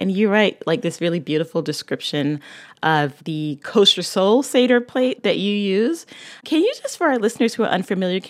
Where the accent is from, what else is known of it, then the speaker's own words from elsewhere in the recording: Barbados; I'm from Barbados